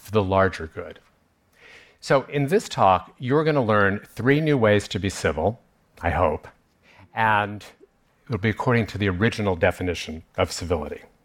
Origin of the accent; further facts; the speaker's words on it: New York, United States; I grew up here in New York, I went to high school not that far from here